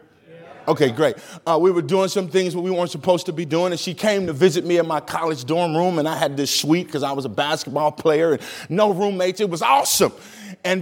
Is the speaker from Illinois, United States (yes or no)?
yes; East St. Louis, Illinois, United States; now in Minnesota, United States; I grew up in an area called East St. Louis, Illinois